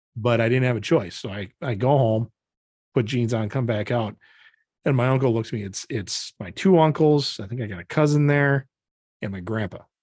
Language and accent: English; Janesville, Wisconsin, United States; moved away; growing up, um, we'd drive around Janesville with my dad